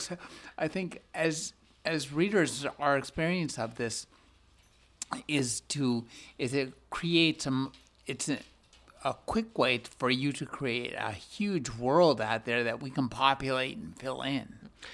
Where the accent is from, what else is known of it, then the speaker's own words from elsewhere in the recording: California, United States; I'm from California